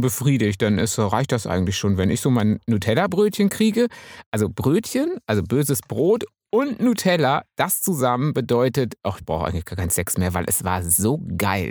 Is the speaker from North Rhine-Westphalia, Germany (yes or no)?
yes; Münsterland, North Rhine-Westphalia, Germany; ich als Münsterländer